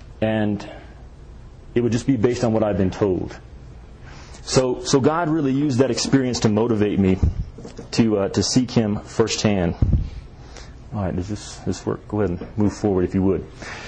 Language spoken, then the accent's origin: English; the South, United States; In the South, we had a church pretty much on every corner. And we didn't have Boy Scouts in the small town that I'm from.